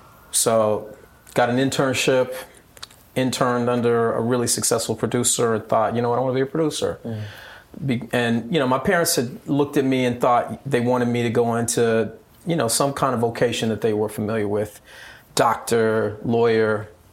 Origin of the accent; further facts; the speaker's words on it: Long Beach, California, United States; I was born in Long Beach, California. Raised by my grandmother and my father.